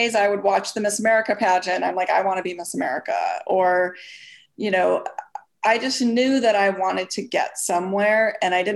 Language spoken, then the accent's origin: English; Minneapolis, Minnesota, United States; moved away as an adult; I was born and raised in Minneapolis, Minnesota. And I lived there until pretty much till graduated high school.